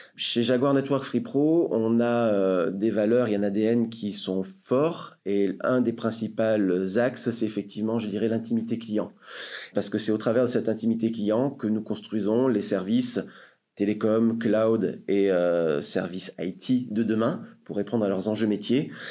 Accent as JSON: {"language": "French", "town": "Marseille", "region": "Provence-Alpes-Côte d'Azur", "country": "France", "tie": "born or raised there", "said": "Je suis marseillais, je suis né à Marseille"}